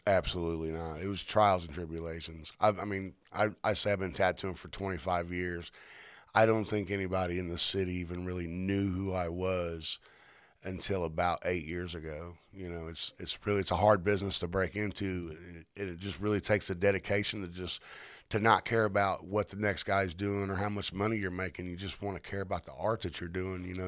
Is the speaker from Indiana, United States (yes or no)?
yes; Indianapolis, Indiana, United States; now in Mooresville, United States; I originally had born and raised in Fountain Square, back when it wasn't such a good spot to live.